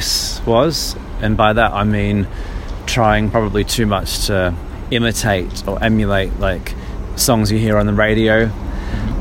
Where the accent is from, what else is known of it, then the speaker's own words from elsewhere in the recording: Australia; moved away as an adult; also born or lived in Brazil; now in London, United Kingdom; I'm from Australia.